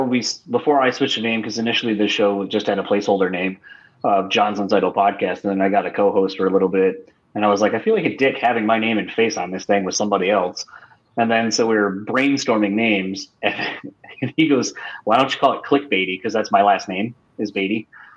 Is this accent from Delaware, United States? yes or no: yes; Delaware, United States; moved away; originally I'm from the East Coast, like out in Delaware